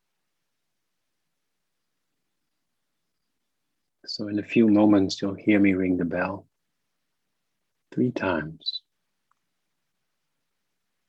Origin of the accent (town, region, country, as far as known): Netherlands; now in New York, United States